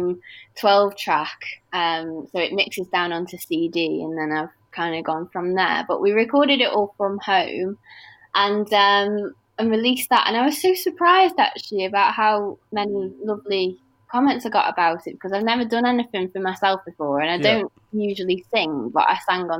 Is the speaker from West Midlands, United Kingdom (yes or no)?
yes; Stoke-on-Trent, West Midlands, United Kingdom; I'm from Stoke.